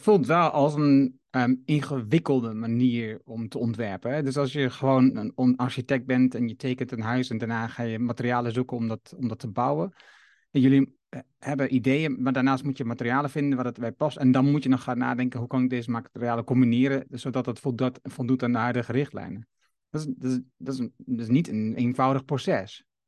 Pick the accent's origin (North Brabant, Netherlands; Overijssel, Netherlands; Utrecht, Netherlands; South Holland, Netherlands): Overijssel, Netherlands; Haaksbergen; Ik ben geboren in Haaksbergen